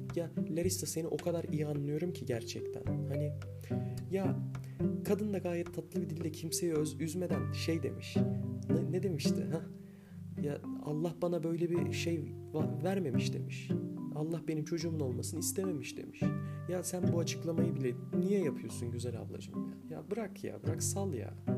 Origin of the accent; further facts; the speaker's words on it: Anatolia, Turkey; also born or lived in Sivas; Bir Anadolu'da yetiştim ben